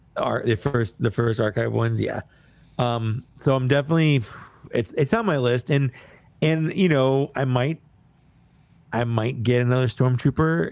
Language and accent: English; United States; I'm, I'm an American